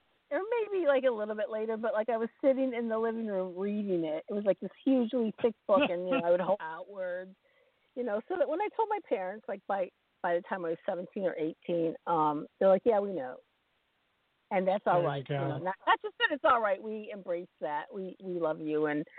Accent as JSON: {"language": "English", "town": "Champaign", "region": "Illinois", "country": "United States", "tie": "born or raised there", "also_born_or_lived": "Ohio / Kentucky / Kenosha, Wisconsin", "said": "Well, I grew up around in and around the Midwest. I was born in Champaign, Illinois, and, you know, my family moved around a lot, many places in Illinois. We were in Ohio for a minute, in Kentucky for a minute, and we landed in Wisconsin."}